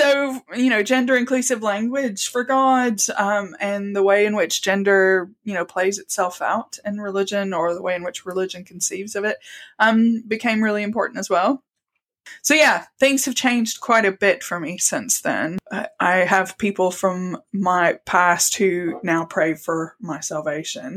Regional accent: the American South, United States; now in Salisbury, United Kingdom; I grew up, as you can probably tell from my accent, in the American South. My dad worked in construction, so we moved around a lot, but American South was consistent throughout that area, so Southeast.

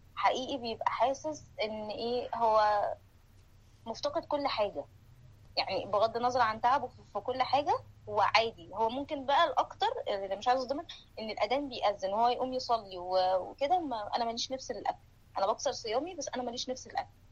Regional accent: Egypt; moved away; بنتجمع كمصريين

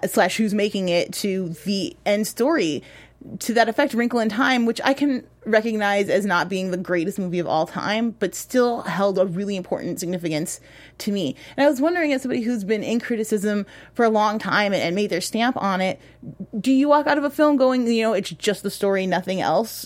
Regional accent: Chicago, Illinois, United States; I'm from Chicago

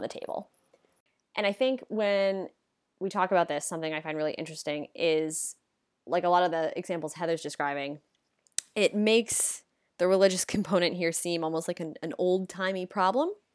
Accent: United States; In the U S, we have this idea that we live in a country that separates church and state

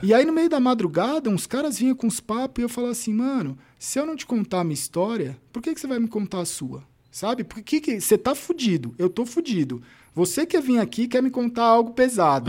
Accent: São Paulo, Brazil; Eu nasci na Vila Formosa, Zona Leste

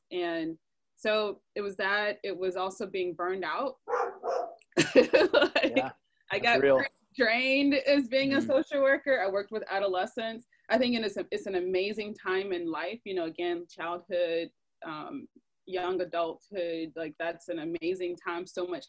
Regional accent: the South, United States; I felt maybe I was protected from in a sense of growing up in the South with my family primarily.

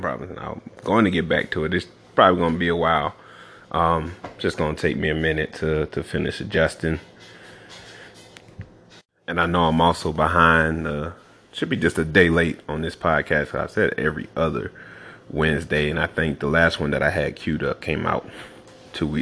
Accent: the South, United States; moved away as an adult; I'm from the South, of course, born and raised

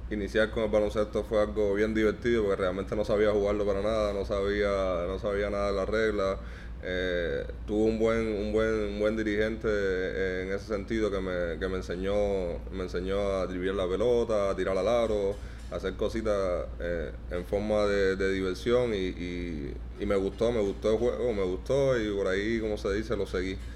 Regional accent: Ranchuelo, Villa Clara, Cuba; born there; nací, exactamente ahí en Santa Clara, en un municipio llamado Ranchuelo.

